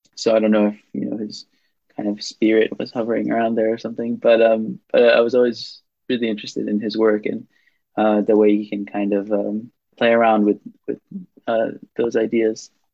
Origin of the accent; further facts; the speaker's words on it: Tel Aviv, Tel Aviv District, Israel; English is a second language; moved away as an adult; also born or lived in Princeton, New Jersey, United States / Cambridge, United Kingdom; my uh, uh, neighborhood where I grew up in Israel, um, in Tel Aviv.